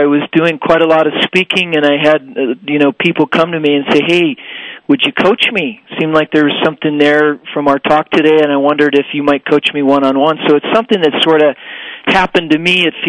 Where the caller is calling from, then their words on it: Denver, Colorado, United States; From Denver, Colorado.